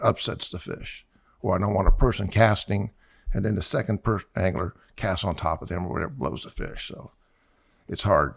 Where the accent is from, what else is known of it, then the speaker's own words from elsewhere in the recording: Miami, Florida, United States; I was born in November of fifty-six. My parents moved down here in January of fifty-seven, and we moved to Miami. We were in the north part of Miami